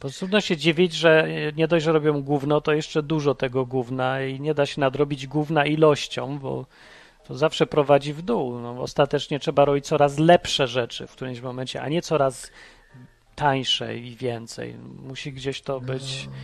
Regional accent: Poland; wychowałem się w PRL-u

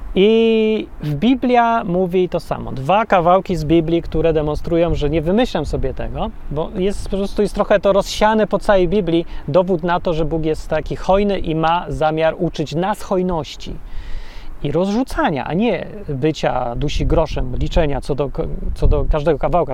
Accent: Poland; Ja się wychowałem w bloku PRL-owskim

